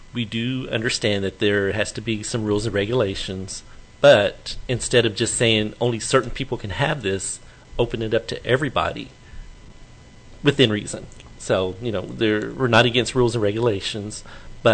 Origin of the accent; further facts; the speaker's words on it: Fort Worth, Texas, United States; I was born and raised here in Fort Worth, never moved, so I am a native